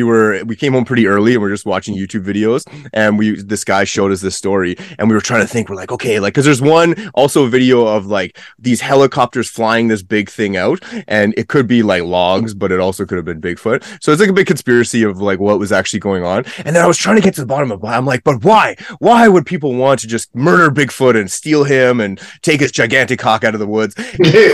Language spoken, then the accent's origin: English; Edmonton, Alberta, Canada; I'm from Edmonton.